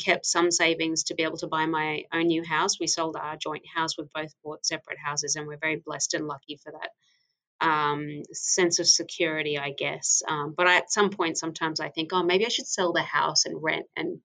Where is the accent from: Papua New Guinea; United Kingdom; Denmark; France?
Papua New Guinea; moved away; my home country, which is Papua New Guinea